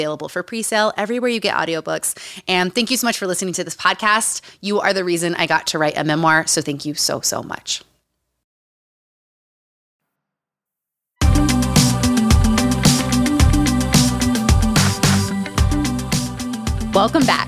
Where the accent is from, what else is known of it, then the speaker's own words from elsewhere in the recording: Utah, United States; Growing up in Utah.